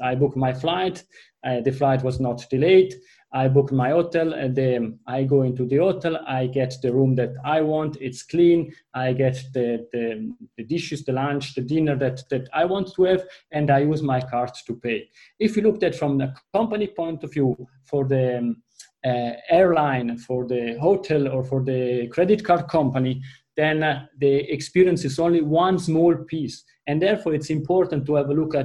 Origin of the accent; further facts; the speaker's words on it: Italy; accent: Italian; first language Italian; English is a second language; you are hearing that from my accent, my mother tongue is Italian